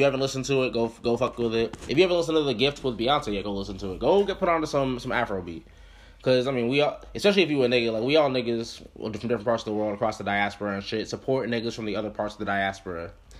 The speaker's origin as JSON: {"language": "English", "country": "United States", "said": "as an American nigga, like, I mean, I'm Puerto Rican"}